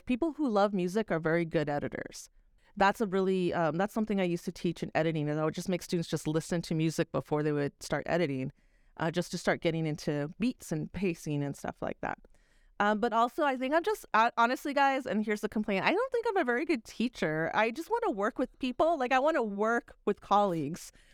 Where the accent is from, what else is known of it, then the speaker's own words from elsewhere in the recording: Texas, United States; moved away; also born or lived in New York; I'm a Texan.